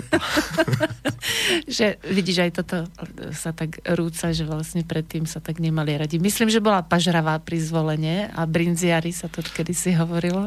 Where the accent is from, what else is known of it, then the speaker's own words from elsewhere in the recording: Slovakia; som zo Slovenska